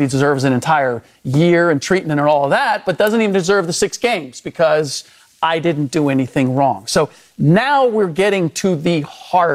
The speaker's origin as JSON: {"language": "English", "country": "United States", "first_language": "German", "second_language": "English", "said": "first generation American, and German was my first language"}